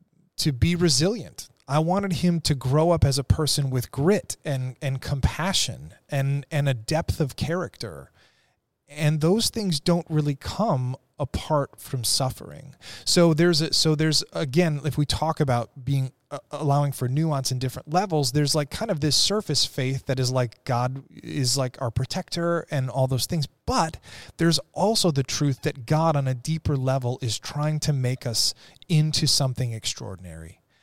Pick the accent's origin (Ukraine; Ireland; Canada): Ireland; and I'm Irish, so we kind of expect bad things to happen, right?